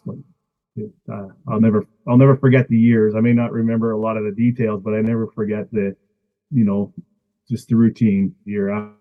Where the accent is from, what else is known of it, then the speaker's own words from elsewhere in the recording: Columbia Gardens, British Columbia, Canada; also born or lived in East Kootenays; I grew up in Columbia Gardens, so I wasn't right directly in Fruitvale